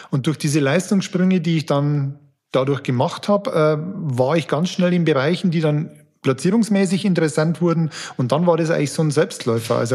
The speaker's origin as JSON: {"language": "German", "town": "Amberg", "region": "Bavaria", "country": "Germany", "lives_now": "Fürth, Germany", "said": "Ich komme ursprünglich aus Amberg. Man hört es vielleicht, ich bin kein Franke, also Amberg in der Oberpfalz."}